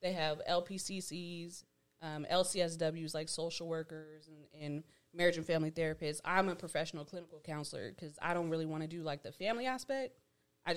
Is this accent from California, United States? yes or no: yes; Stockton, California, United States; I grew up in Stockton.